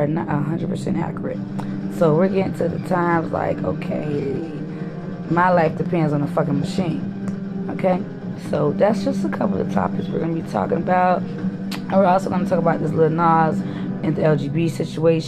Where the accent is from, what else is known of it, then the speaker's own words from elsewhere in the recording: Brunswick, Georgia, United States; also born or lived in Miami, Florida / Bahamas; I'm from Brunswick, Georgia